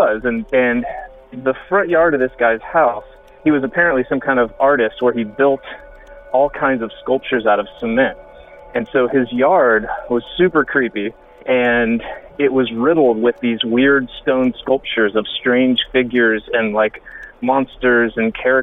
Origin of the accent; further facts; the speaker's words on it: Lutz, Florida, United States; now in Brooklyn, United States; I grew up around the Tampa Bay area and spent most of my younger years in a small town called Lutz